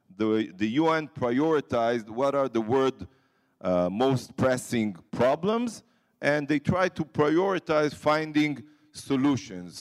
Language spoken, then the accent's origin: English; Ashkelon, Southern District, Israel; I grew up in Ashkelon, which is like ten kilometers from the border with Gaza